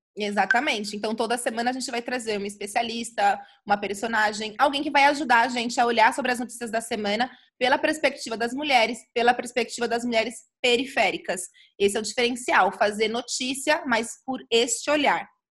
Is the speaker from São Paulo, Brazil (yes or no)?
yes; São Paulo, Brazil; nascida e criada no Jardim Miriam, zona sul de São Paulo